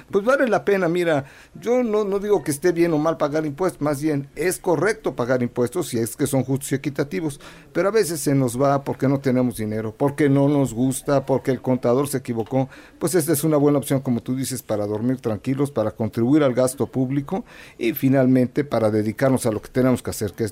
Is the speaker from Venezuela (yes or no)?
no; Puebla, Mexico; soy de Puebla y estoy triste porque nada más empata y empata.